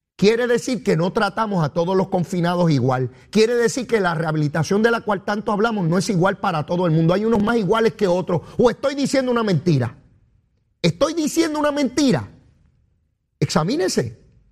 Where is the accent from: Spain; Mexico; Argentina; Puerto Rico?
Puerto Rico; Caribeño y latinoamericano soy yo, caribeño y latinoamericano y puertorriqueño. Y de aquí, yo nací aquí y por aquí me quedaré